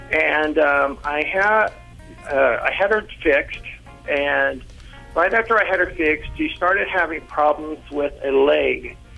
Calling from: Modesto, California, United States; Modesto, California.

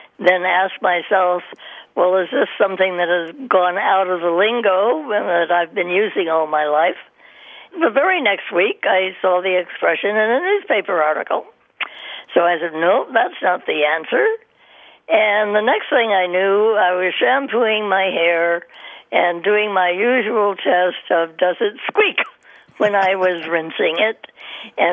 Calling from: Miami, Florida, United States; I'm calling you from Miami

